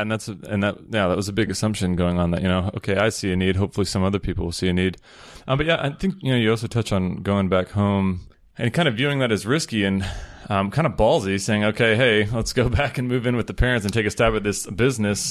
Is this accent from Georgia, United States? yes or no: yes; Peachtree City, Georgia, United States; moved away as an adult; now in Chiang Mai, Thailand; I grew up in Peachtree City, Georgia.